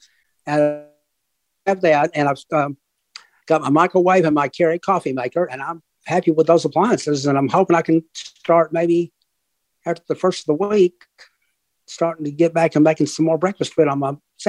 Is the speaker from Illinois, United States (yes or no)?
no; Tennessee, United States; And I'm from Tennessee.